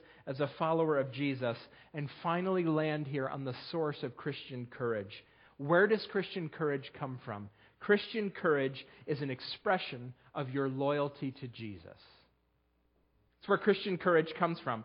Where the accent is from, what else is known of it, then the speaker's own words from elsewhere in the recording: United States; moved away; my hometown is named after Oliver Hazard Perry